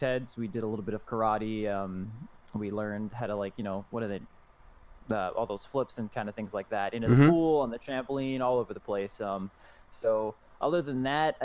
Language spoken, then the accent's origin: English; Long Island, New York, United States; moved away as an adult; now in North Carolina, United States; I grew up on Long Island, New York.